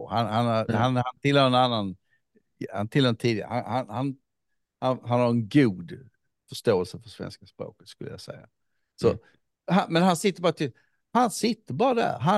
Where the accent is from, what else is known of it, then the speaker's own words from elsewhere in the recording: Somalia; Men som somalier så är jag ändå där.